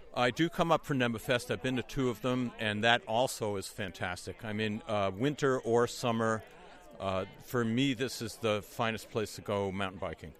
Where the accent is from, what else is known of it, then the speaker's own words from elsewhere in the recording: Amherst, Massachusetts, United States; I'm from Amherst, Massachusetts